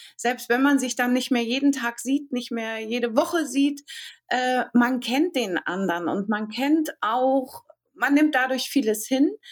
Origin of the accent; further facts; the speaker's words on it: Hamburg, Germany; ich komme aus Hamburg